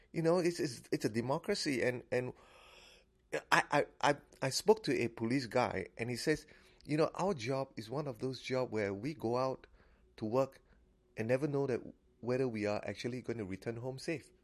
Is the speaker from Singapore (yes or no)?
yes; Singapore; now in Fairfax County, United States; I'm a Singaporean